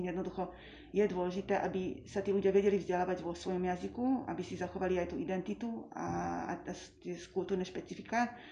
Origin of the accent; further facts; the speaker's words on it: Slovakia; first language Hungarian; Slovak is a second language; som vyrástla v maďarskom prostredí na Slovensku